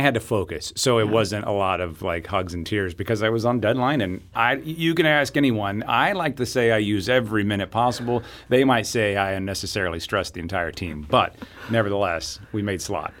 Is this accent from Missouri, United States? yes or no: yes; Southeast Missouri, United States; I grew up in Southeast Missouri